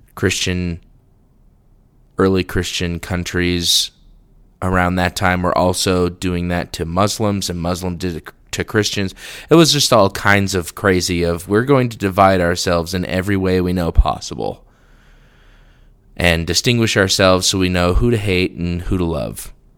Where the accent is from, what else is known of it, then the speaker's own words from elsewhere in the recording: the West, United States; I'm from the West.